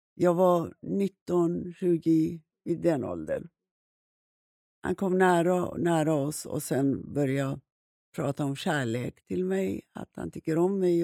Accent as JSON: {"language": "Swedish", "country": "Iran", "tie": "born or raised there", "moved": "as an adult", "lives_now": "Sweden", "said": "Jag växte upp i Iran"}